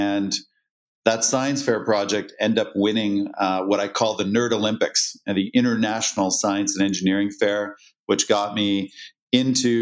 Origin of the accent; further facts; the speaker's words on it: just outside of Toronto, Ontario, Canada; I was born and raised in Canada, just outside of Toronto.